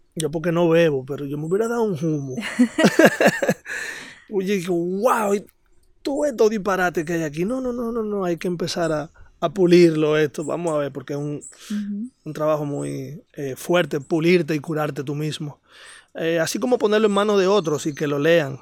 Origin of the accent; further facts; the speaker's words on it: Santo Domingo, Distrito Nacional, Dominican Republic; moved away as an adult; now in Sosúa, Dominican Republic; soy nacido y criado en Santo Domingo.